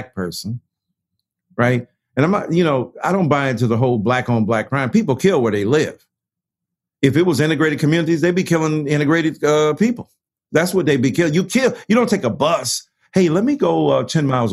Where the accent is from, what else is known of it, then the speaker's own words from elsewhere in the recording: Detroit, Michigan, United States; I'm from Detroit